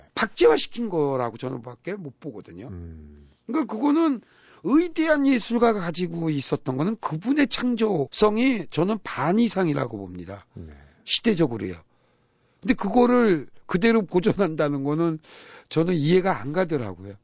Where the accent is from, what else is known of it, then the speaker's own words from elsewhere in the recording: Buyeo, South Chungcheong, South Korea; moved away; 우리 고향 충남 부여에